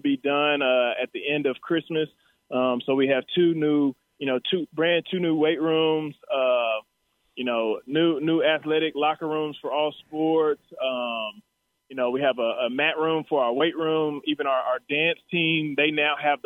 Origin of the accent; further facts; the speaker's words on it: Texas, United States; I was here from Texas